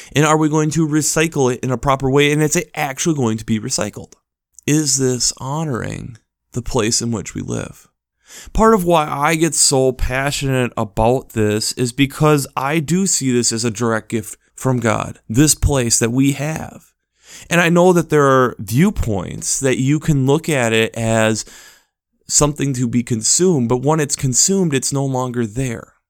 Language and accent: English; United States; as an American citizen